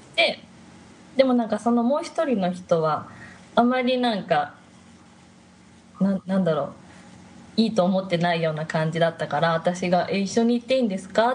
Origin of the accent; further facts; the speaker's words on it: Japan; moved away as an adult; now in China; 日本です